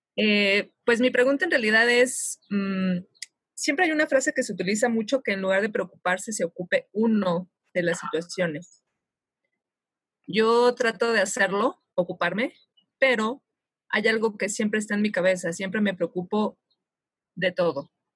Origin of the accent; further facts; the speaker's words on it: Mexico; De aquí, de México.